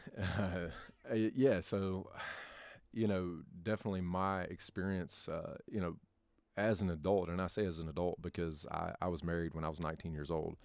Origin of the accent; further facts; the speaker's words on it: North Carolina, United States; moved away as an adult; also born or lived in Kentucky; now in Tennessee, United States; born and raised in North Carolina.